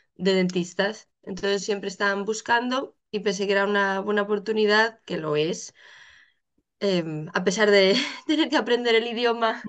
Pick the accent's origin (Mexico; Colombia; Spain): Spain; moved away as an adult; now in Netherlands; yo soy española, residente en Holanda desde hace ya casi 10 años.